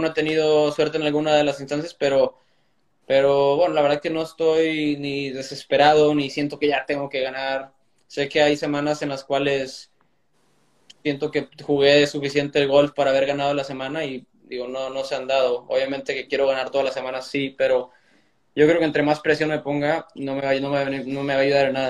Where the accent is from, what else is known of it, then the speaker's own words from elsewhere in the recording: Reynosa, Tamaulipas, Mexico; allá en Reynosa, donde crecí